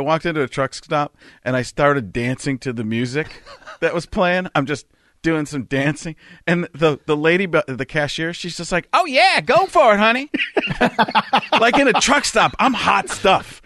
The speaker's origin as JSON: {"language": "English", "region": "Wisconsin", "country": "United States", "tie": "born or raised there", "said": "I grew up in Wisconsin"}